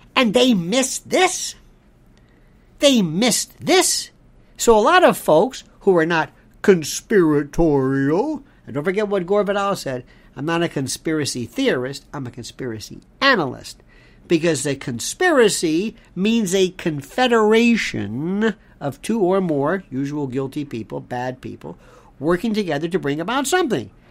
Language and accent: English; United States; I'm also an American